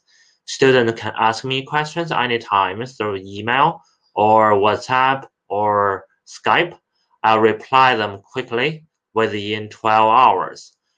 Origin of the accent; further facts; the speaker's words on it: China; moved away as an adult; also born or lived in Canada; from China. I speak English and Mandarin. I study and live in Canada in the past 7 years.